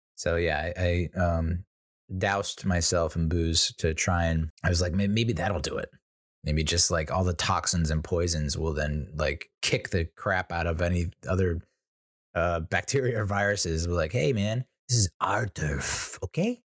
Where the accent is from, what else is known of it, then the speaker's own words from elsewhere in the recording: United States; I'm an Irish, Italian, American